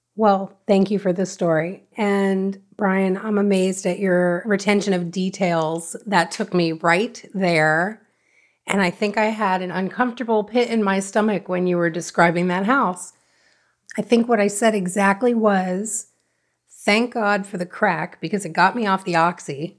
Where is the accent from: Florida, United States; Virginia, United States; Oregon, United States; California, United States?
Florida, United States; Davie; born or raised there; also born or lived in Hollywood, Florida / Fort Lauderdale, Florida